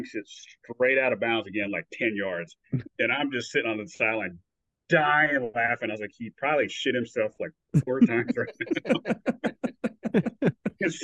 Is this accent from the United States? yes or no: yes; the South, United States; I'm from the South, so, you know, I say it a certain way.